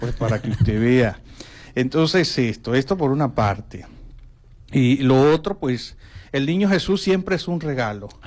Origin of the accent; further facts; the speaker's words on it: Sanare, Lara, Venezuela; now in Maracaibo, Venezuela; Yo soy de Lara y, y el pueblo de Sanare